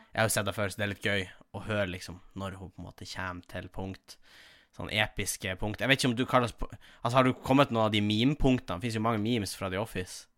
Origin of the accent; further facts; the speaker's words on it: Tjongsfjord, Nordland, Norway; moved away; mamma som er revysjef hjemme i Tjongsfjord